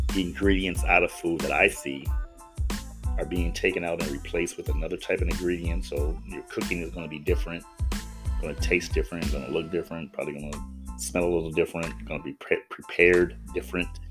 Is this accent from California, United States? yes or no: yes; Los Angeles, California, United States; I'm from Los Angeles, 59 years here